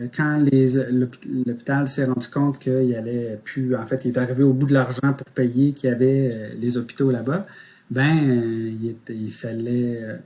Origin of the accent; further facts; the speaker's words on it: Quebec City, Quebec, Canada; also born or lived in Montreal; je suis né à Montréal, mais mes parents, j'ai, on a déménagé très tôt. Mon père était contrôleur aérien, donc euh, j'avais pas encore un an que je suis déménagé à cette île, pas longtemps. Puis euh, euh, ensuite Québec. Donc c'est vraiment Québec là, depuis que je suis tout petit